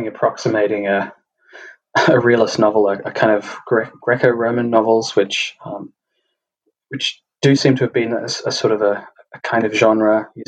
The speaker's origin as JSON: {"language": "English", "country": "Australia", "accent": "Australian", "said": "from my accent being Australian"}